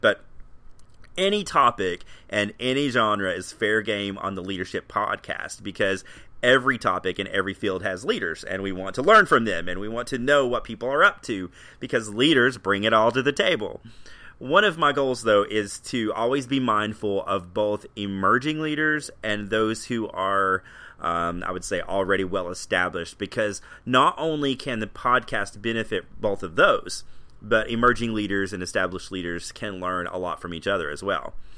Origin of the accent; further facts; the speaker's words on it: Tennessee, United States; I grew up in Tennessee and I'm married